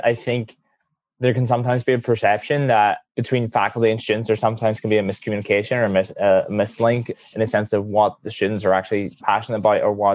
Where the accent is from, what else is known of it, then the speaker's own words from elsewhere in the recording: Northern Ireland, United Kingdom; I'm a senior from Darien, Northern Ireland.